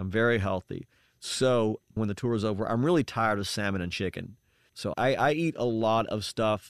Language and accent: English; the South, United States; I grew up in the South, and I grew up on fried stuff.